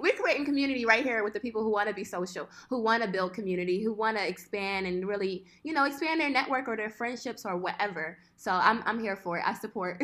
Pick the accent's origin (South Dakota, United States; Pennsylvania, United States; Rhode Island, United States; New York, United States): Pennsylvania, United States; Philadelphia; moved away as an adult; also born or lived in Italy / Boston; now in Switzerland; I'm originally from West Philadelphia.